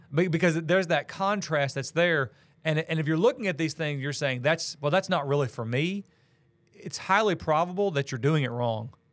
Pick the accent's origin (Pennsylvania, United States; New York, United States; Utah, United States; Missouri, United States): Missouri, United States; moved away as an adult; also born or lived in Illinois / Tennessee / Kentucky / Georgia; now in Valdosta, United States; I grew up in Missouri, and that's where all my family still is